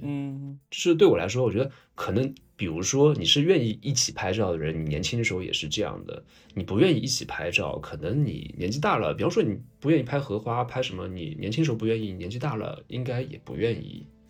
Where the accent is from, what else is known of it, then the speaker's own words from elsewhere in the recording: China; 我们中国人